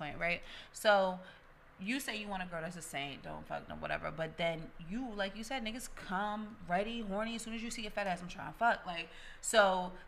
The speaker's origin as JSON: {"language": "English", "country": "Jamaica", "said": "I'm Jamaican"}